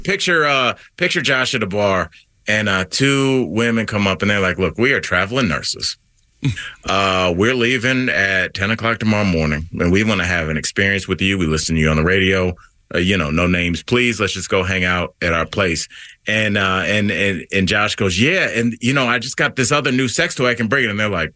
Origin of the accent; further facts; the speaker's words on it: Ohio, United States; accent: Ohio; my Ohio accent